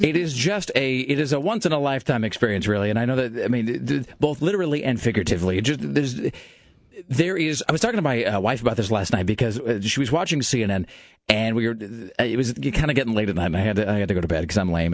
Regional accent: United States; I'm an American

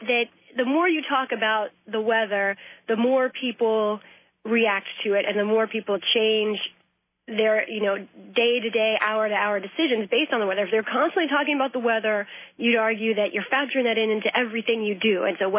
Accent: Ireland; And then I do the Irish brogue, of course, being an Irish lass myself

